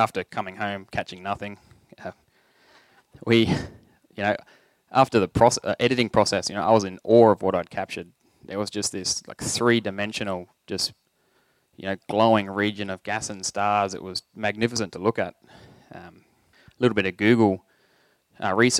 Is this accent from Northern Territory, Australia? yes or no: yes; Leanyer, Northern Territory, Australia; When I was younger, I grew up in Liania